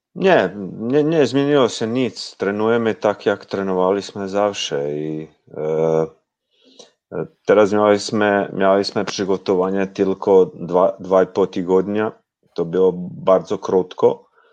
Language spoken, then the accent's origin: Polish; Osijek, Osijek-Baranja County, Croatia; Polish is a second language; Ja jestem z Osieka